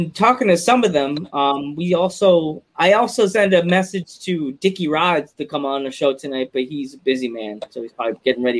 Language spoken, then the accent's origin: English; Long Island, New York, United States; moved away; I grew up on Long Island and I moved here